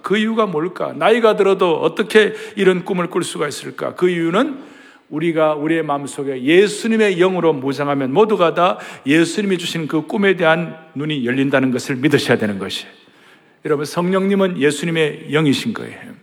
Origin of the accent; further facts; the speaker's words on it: southern Korea, South Korea; 제가 남쪽에서 태어났으니